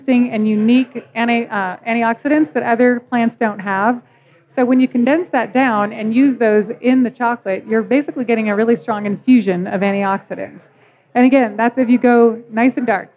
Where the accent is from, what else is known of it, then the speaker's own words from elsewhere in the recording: Seattle, Washington, United States; also born or lived in Kalispell, Montana, United States; now in Colorado, United States; Grew up in Seattle and then also in Montana. Kalispell, Montana